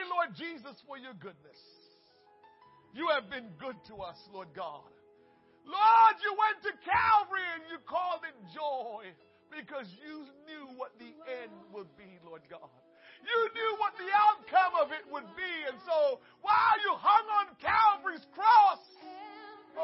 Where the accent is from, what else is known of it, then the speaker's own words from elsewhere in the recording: Portmore, Saint Catherine, Jamaica; now in United States; I'm from Portmore. Yeah, that's my town. That's my town